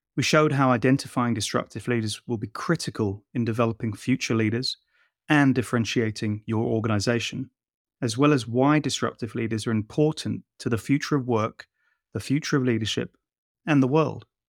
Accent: London, United Kingdom; just a poor boy from Shepherd's Bush

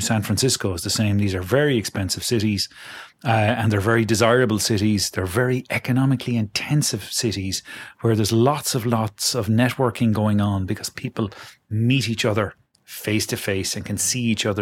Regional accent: Galway, Connacht, Ireland; now in Dublin, Ireland; Galway, my hometown

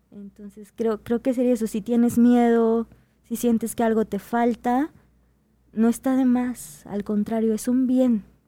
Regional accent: Chiapas, Mexico; moved away; yo soy del estado de Chiapas

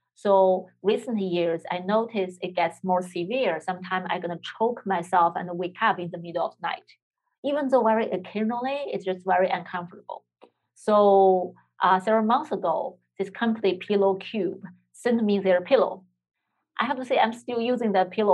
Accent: China; moved away; I'm from China

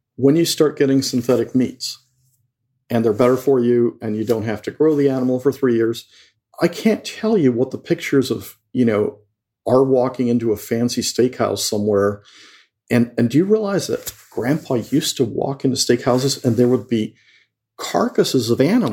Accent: Mexico; moved away; I grew up in Mexico and I went to Jesuit school

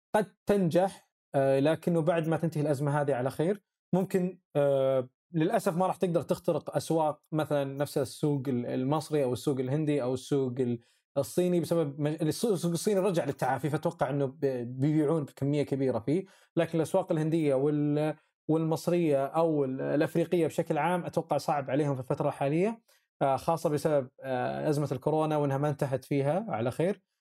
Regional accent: Saudi Arabia; احنا عندنا في السعوديه

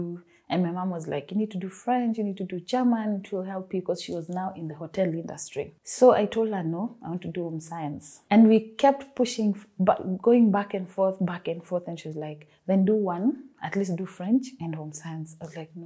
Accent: Nairobi, Kenya; I'm from Nairobi, Kenya

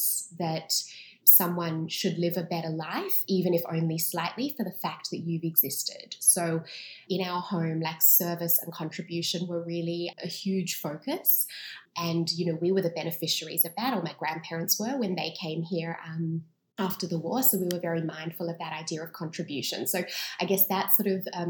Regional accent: Sydney, New South Wales, Australia; I was born and raised in Sydney

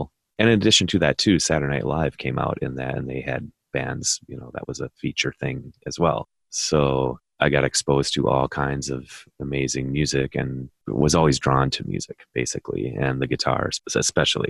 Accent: Philadelphia, Pennsylvania, United States; now in Milwaukee, United States; I'm actually from Philadelphia, but we ended up settling in Milwaukee.

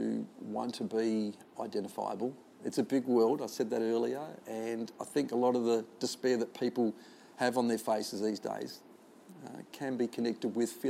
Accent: Adelaide, South Australia, Australia; I come from Glenelg or western suburbs of Adelaide or Lockleys or the Cooyonga Golf Club, which is around the corner

